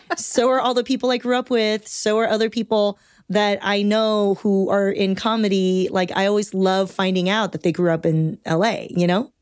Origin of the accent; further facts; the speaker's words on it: Torrance, California, United States; I grew up in Southern California, and I grew up in Torrance, bordering, like, Gardena and Carson